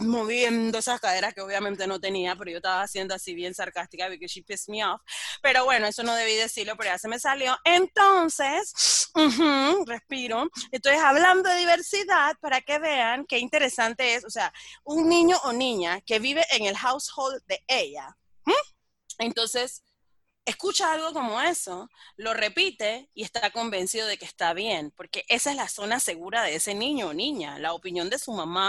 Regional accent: Colón, Panama; yo soy negra de Colón

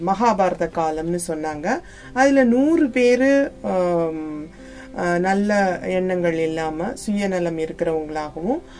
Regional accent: Devakottai, Tamil Nadu, India; நான் வந்து தேவக்கோட்டையில பிறந்தேன் அந்த தேவக்கோட்டையில பிறந்து அந்த நகரத்தார்களோட கந்த சஷ்டி விழா கழகத்துல எல்லாம் போய் சொற்பொழிவெல்லாம் கேட்டுதான் வளர்ந்தேன்

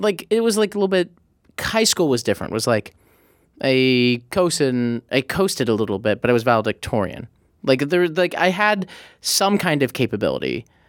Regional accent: Midwest, United States; loved growing up in the Midwest

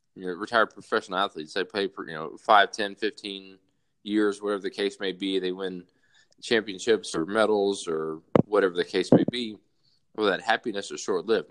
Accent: South Alabama, United States; moved away as an adult; being born and raised in South Alabama

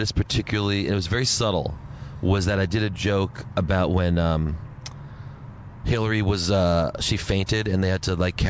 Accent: Princeton, New Jersey, United States; moved away as an adult; also born or lived in New York; We're from Jersey, from Princeton. That's where we were from.

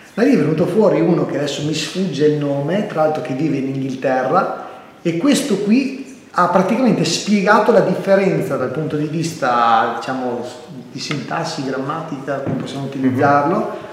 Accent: Verona, Veneto, Italy; also born or lived in Mantua; sono nato a Mantova e mi sono trasferito qua con la famiglia al, tipo l'ultimo anno di scuola materna

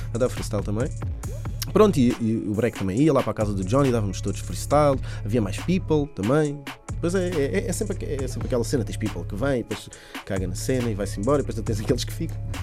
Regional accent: Linha da Azambuja, Lisbon, Portugal; é do bairro de onde eu sou, fica na, fica na linha da Zambuja

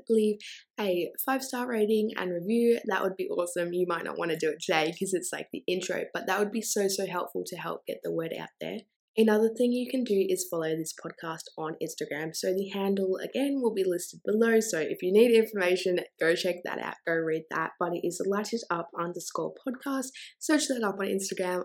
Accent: Australia; I'm also Australian

